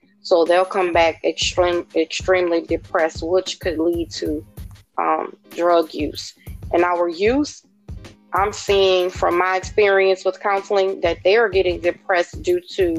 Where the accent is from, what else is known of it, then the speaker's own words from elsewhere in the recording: New Orleans, Louisiana, United States; I am from New Orleans, Louisiana.